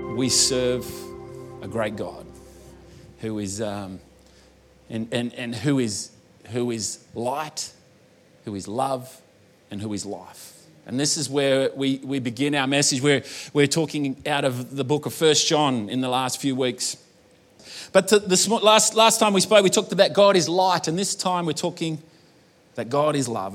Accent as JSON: {"language": "English", "country": "Australia", "tie": "born or raised there", "accent": "bogan Australian", "said": "I was born in Australia, but I was also born to an Italian mother"}